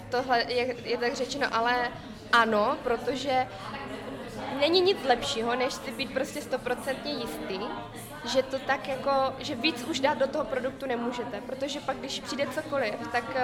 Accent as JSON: {"language": "Czech", "country": "Vietnam", "second_language": "Czech", "lives_now": "Czech Republic", "said": "pocházím z Větnamu a já zase jsem vycházela z toho, že v tom Větnamu já se tam domluvím svým jazykem, znám to prostředí"}